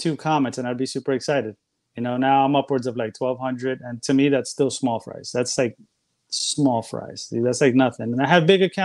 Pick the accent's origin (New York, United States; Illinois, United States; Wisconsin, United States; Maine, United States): New York, United States; New York City; moved away as an adult; now in Florida, United States; I was born and raised in New York, but I'm currently in Florida right now